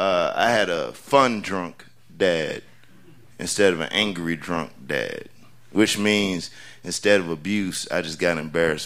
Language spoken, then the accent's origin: English; North Carolina, United States; also born or lived in Oklahoma / Spain; So I was born in Oklahoma, even though, yeah, I claim North Carolina because that's where I've been the longest.